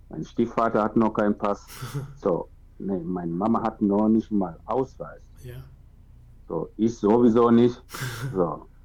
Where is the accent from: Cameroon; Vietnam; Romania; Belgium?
Cameroon; German is a second language; now in Germany; Klar, ich bin aus Kamerun, aber ich bin wirklich fremd.